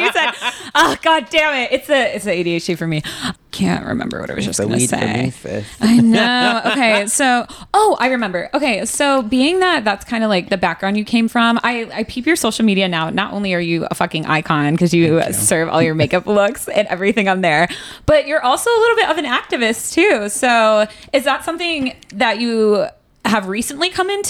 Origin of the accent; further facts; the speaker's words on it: Grand Rapids, Michigan, United States; I grew up in Grand Rapids, Michigan